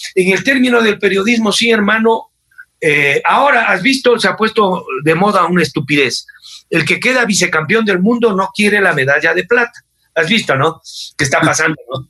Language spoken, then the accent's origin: Spanish; Ecuador